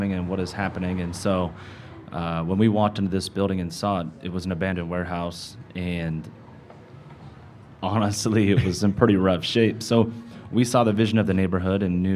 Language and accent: English; Glenwood, Iowa, United States; now in Omaha, United States; Originally from Glenwood, Iowa, and moved to Omaha